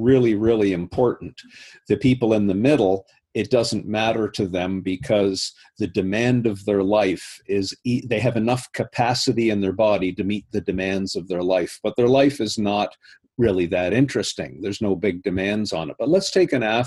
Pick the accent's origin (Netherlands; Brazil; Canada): Canada; I was invited with another Canadian as the Canadian delegates